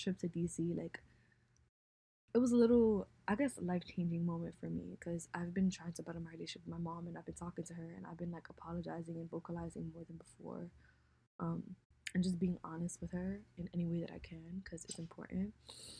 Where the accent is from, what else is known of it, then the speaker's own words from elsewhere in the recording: United States; growing up in America is different